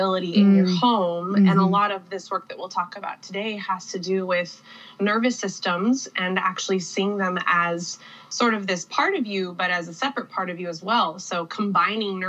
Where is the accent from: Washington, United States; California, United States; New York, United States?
Washington, United States; Whidbey Island, Pacific Northwest; also born or lived in East Coast, United States / West Coast, United States; I lived on East Coast, West Coast, and then my family landed on Whidbey Island in the Pacific Northwest